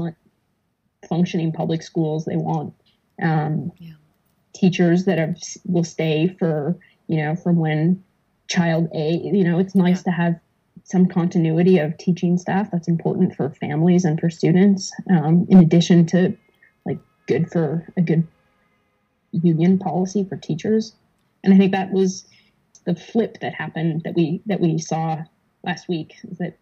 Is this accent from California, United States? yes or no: no; Wisconsin, United States; we're from Wisconsin